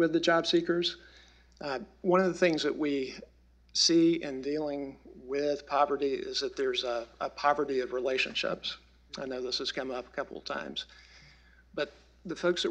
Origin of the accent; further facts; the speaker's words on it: the South, United States; we're all from the South, a region of the country that is always in poverty